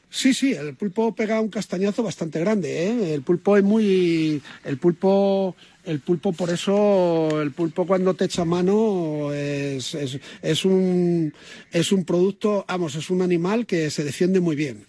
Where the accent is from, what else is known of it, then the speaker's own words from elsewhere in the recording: Toledo, Castilla-La Mancha, Spain; yo soy de toledano